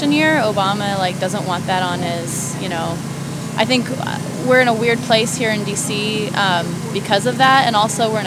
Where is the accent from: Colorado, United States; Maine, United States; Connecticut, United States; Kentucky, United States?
Colorado, United States; Denver; moved away; I'm from Denver